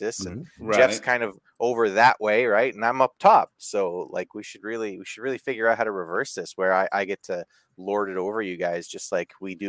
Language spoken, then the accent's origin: English; Canada; also born or lived in Los Angeles; my home country of Canada